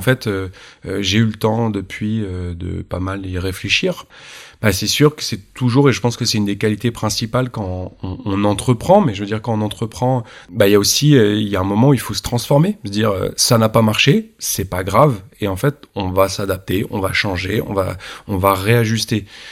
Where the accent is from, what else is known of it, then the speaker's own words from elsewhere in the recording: Normandy, France; je suis normand